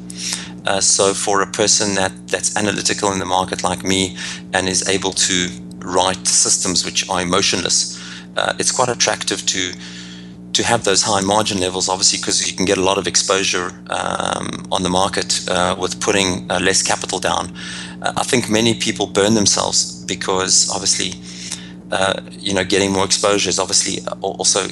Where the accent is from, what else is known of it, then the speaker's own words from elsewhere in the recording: Johannesburg, Gauteng, South Africa; moved away as an adult; now in United States; as you can hear by my accent, I'm originally from Johannesburg, South Africa. Now I live in the US